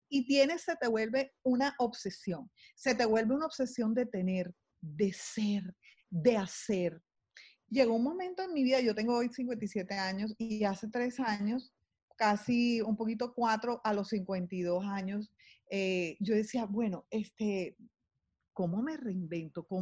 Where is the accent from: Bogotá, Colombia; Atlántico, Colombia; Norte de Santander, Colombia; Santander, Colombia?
Atlántico, Colombia; Barranquilla; also born or lived in London; Eh, nací en Londres, imagínense, fui así como como un regalito que les mandó la vida a ellos y eventualmente se vinieron para acá muy jóvenes y hicieron su vida, mi papá y mi mamá hicieron su vida aquí en Barranquilla